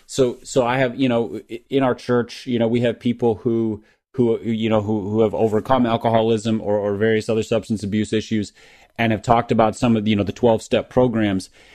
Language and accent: English; Minneapolis area, Minnesota, United States; the original Mighty Ducks, which came out in ninety-two, ninety-three, you know, was, was filmed in my hometown